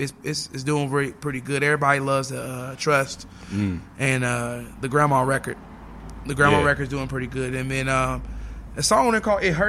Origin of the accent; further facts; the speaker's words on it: Topeka, Kansas, United States; I'm from Topeka, Kansas.